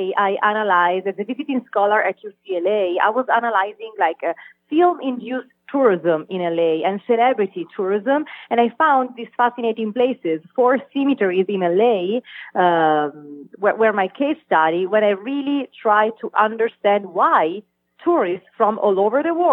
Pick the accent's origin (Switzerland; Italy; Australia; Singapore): Italy; moved away as an adult; also born or lived in Los Angeles, United States; now in Las Vegas, United States; I'm from Italy, and I was really interested, and this is why I moved here to attend a PhD in sociology 5 years ago